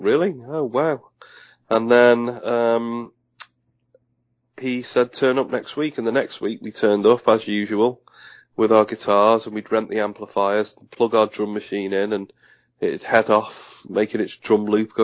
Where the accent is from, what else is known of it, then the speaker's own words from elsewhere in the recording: Liverpool, North West England, United Kingdom; I was from Liverpool. I was born in Liverpool